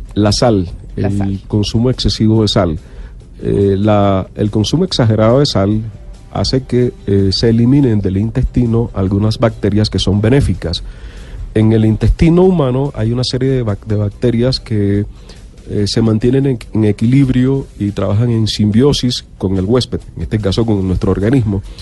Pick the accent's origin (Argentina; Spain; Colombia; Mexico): Colombia; Barranquilla, Atlántico; accent: costeño; moved away as an adult; now in Bogotá, Colombia; Yo soy de Barranquilla, tengo mm, aproximadamente 30 años de estar radicado en la ciudad